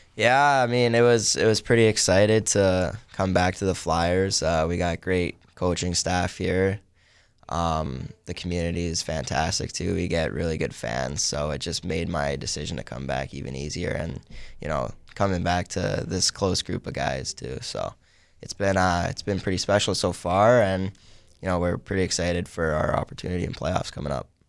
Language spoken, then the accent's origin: English; Palmer, Alaska, United States; I am from Palmer, Alaska, which is about forty-five minutes outside of Anchorage